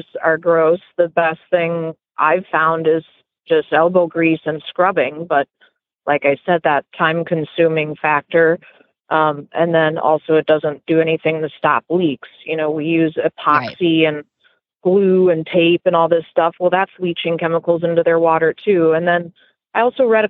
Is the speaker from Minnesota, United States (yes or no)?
yes; Minnesota, United States; moved away as an adult; now in Florida, United States; I'm from Minnesota originally